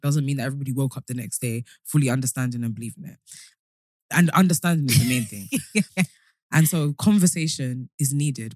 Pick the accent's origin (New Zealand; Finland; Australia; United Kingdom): United Kingdom; London; born or raised there